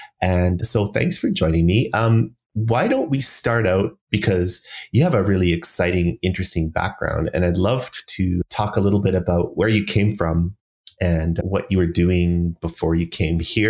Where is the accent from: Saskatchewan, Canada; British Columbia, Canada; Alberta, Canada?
Alberta, Canada; Calgary; I was born and raised in Calgary